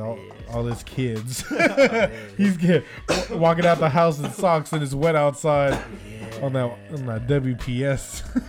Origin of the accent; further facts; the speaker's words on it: Bay Area, California, United States; as far as us being born and raised Bay Areans